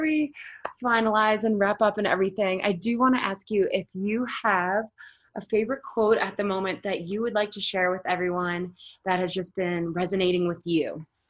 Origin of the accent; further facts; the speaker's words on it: Boston, Massachusetts, United States; now in Colorado, United States; I'm from Boston, but I'm now in Colorado